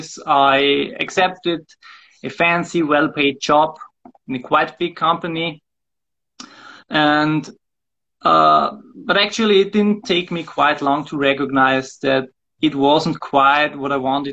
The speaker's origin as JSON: {"language": "English", "town": "Wels", "region": "Upper Austria", "country": "Austria", "tie": "born or raised there", "lives_now": "Linz, Austria", "said": "I was born in Wels"}